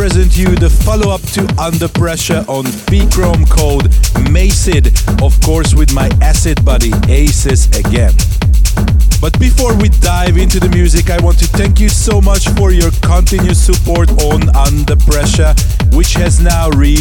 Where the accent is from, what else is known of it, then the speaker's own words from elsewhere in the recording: Hungary; my home country, Hungary